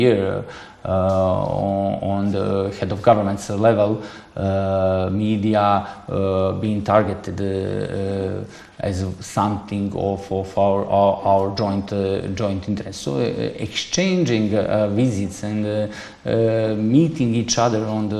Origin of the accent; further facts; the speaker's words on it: Montenegro; English is a second language; moved away as an adult; now in China; I'm coming from Montenegro